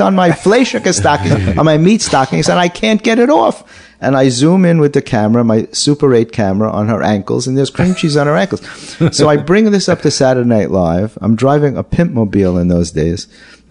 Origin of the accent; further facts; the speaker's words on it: New York City, New York, United States; I grew up in the Bronx